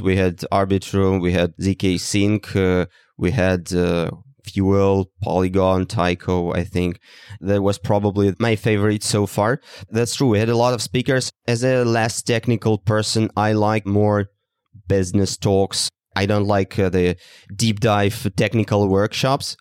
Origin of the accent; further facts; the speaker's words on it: Russia; moved away; from Russia initially